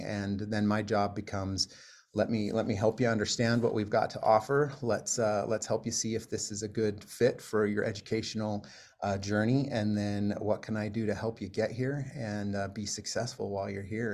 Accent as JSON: {"language": "English", "region": "Utah", "country": "United States", "tie": "born or raised there", "also_born_or_lived": "Iowa / South Florida", "moved": "as an adult", "lives_now": "Pocatello, United States", "said": "I grew up, uh, in, in Utah"}